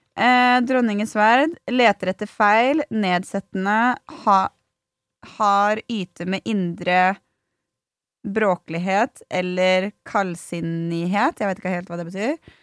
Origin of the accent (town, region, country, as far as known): Sweden; moved away